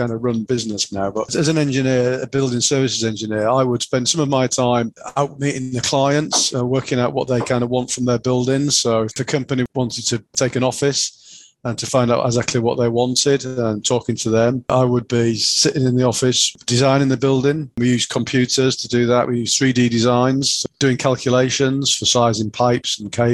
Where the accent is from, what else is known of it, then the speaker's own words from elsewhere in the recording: Yorkshire and the Humber, United Kingdom; accent: Yorkshire; my Yorkshire accent